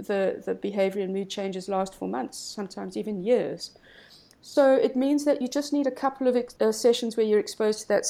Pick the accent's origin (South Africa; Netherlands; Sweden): South Africa; also born or lived in Cape Town